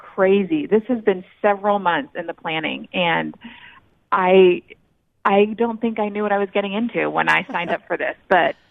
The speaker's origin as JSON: {"language": "English", "region": "Florida", "country": "United States", "tie": "born or raised there", "also_born_or_lived": "Utah", "said": "the Sunshine State. That's where I was born and raised, and I came to BYU from Florida, so I headed home."}